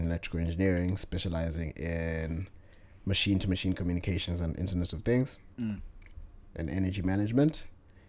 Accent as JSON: {"language": "English", "country": "Zambia", "tie": "born or raised there", "moved": "yes", "said": "Grew up in Zambia all the way up to high school."}